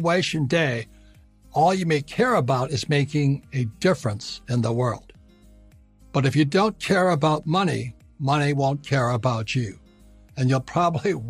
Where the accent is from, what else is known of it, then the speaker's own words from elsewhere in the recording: Hawaii, United States; I was born and raised in Hawaii